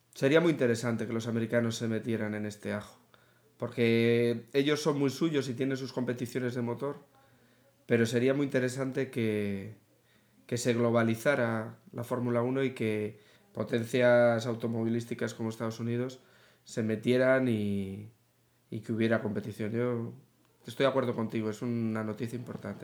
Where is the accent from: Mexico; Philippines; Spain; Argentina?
Spain; como aficionados y como españoles